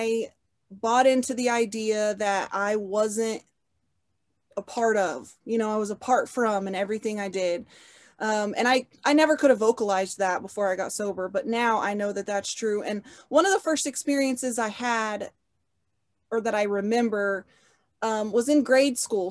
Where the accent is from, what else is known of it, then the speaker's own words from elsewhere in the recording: Oklahoma City, Oklahoma, United States; I was born in Oklahoma City, Oklahoma, and I've lived here my whole life